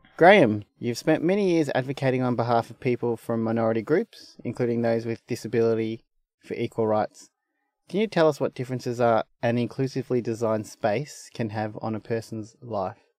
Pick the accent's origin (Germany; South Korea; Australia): Australia; accent: broad Australian; I have a very broad Australian accent